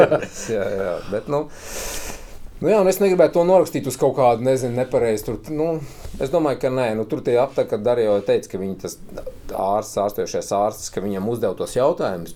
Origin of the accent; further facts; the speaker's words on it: Kuldīga, Kurzeme, Latvia; now in Riga, Latvia; Es esmu kuldīgnieks